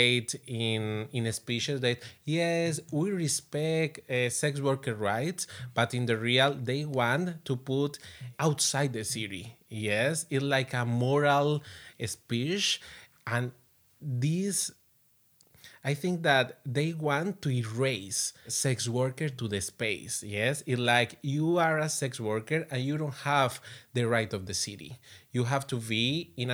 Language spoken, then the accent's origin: English; Bogota, Colombia; English is a second language; I am from Bogota, Colombia